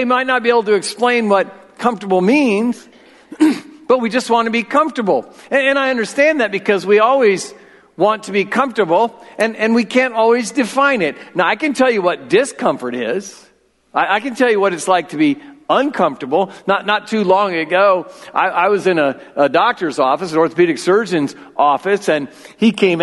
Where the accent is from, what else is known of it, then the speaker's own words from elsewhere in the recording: United States; as an American male